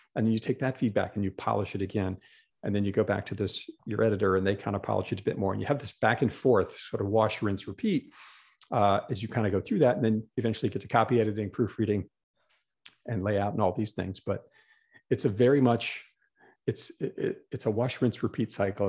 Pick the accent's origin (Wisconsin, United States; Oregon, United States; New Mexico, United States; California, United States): Wisconsin, United States; Green Bay; moved away as an adult; also born or lived in New York City; I grew up in Green Bay, Wisconsin